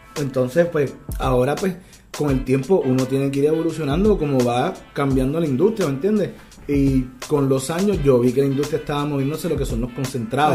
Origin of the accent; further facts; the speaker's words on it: Puerto Rico; trabajé fuera de Puerto Rico, en industrias legales, volví a la isla porque entendía que había un potencial de, crecimiento aquí que no tenía en otras partes y estoy aportando a, mi economía en mi país